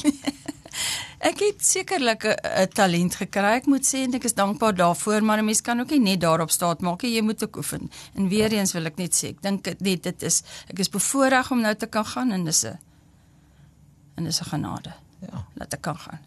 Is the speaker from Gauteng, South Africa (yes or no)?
no; Upington, Northern Cape, South Africa; now in Bloemfontein, South Africa; ek kom van Appington